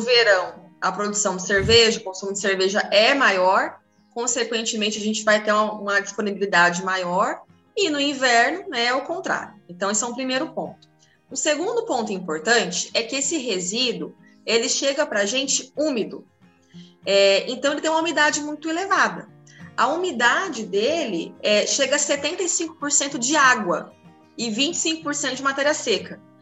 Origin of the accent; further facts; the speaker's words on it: Paraná, Brazil; moved away; eu sou do Paraná